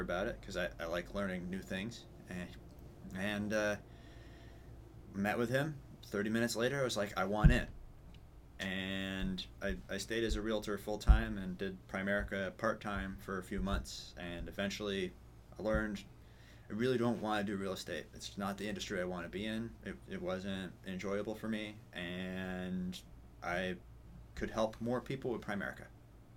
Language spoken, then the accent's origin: English; New Hampshire, United States; also born or lived in Penacook, Concord, New Hampshire / Lakes Region, New Hampshire; I'm a New Hampshire native, born and raised